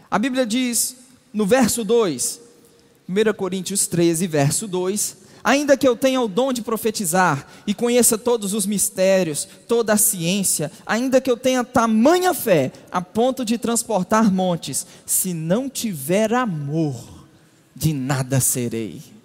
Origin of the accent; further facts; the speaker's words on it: Minas Gerais, Brazil; para nós mineiros, por exemplo, nós saímos de Belo Horizonte